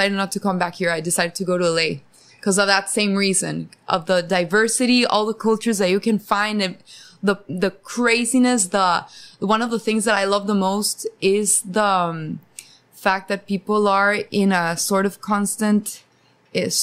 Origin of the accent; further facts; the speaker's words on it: Costa Rica; now in Los Angeles, United States; I'm from Costa Rica